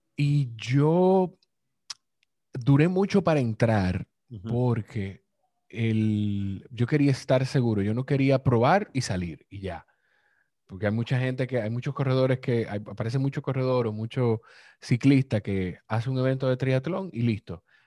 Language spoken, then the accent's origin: Spanish; Dominican Republic; yo soy de República Dominicana